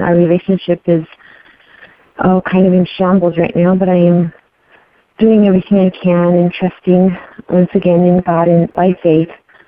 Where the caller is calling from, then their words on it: Arizona, United States; I'm listening from Arizona